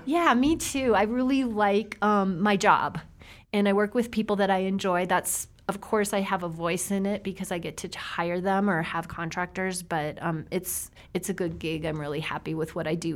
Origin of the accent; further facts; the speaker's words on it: South Dakota, United States; I grew up in South Dakota